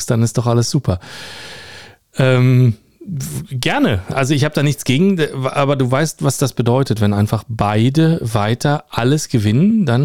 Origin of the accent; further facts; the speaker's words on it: Berlin, Germany; Ruhrgebiet sozialisiert, Dortmund-Fan seit frühester Kindheit.